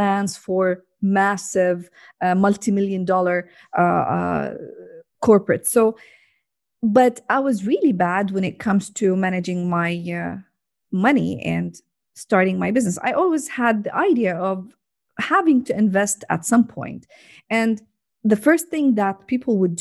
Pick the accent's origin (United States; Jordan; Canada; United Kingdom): Jordan; now in Saudi Arabia; I'm originally from Jordan and currently live in Saudi Arabia